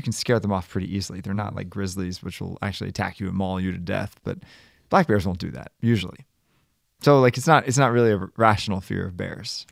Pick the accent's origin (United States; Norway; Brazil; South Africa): United States; Baltimore, Maryland; moved away as an adult; now in Bridgeport, United States; Born and raised in Baltimore